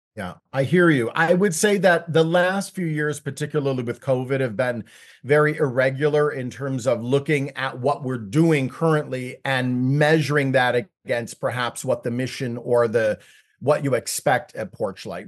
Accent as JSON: {"language": "English", "town": "Chicago", "region": "Illinois", "country": "United States", "tie": "born or raised there", "said": "I was born and raised in Chicago."}